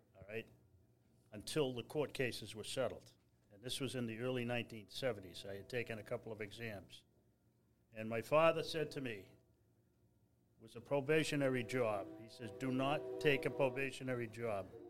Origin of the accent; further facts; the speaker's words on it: Newton, Massachusetts, United States; I'm, from the city of Newton